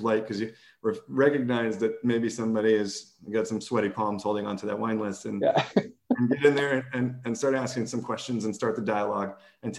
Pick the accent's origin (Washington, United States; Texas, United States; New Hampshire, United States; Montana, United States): Texas, United States; I'm from Texas